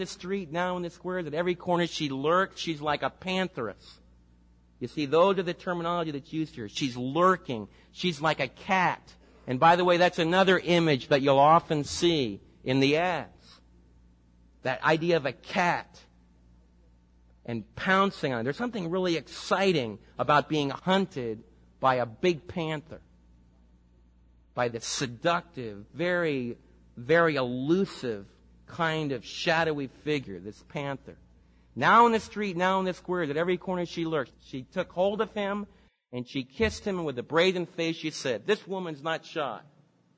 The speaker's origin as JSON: {"language": "English", "town": "New York City", "region": "New York", "country": "United States", "tie": "born or raised there", "moved": "yes", "lives_now": "Dallas, United States", "said": "the lakefront where I was raised in New York City, along by the docks"}